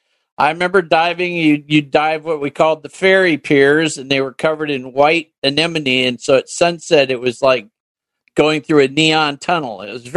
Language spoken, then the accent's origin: English; California, United States; moved away as an adult; also born or lived in Texas / Oregon / Washington; I'd been born and raised in California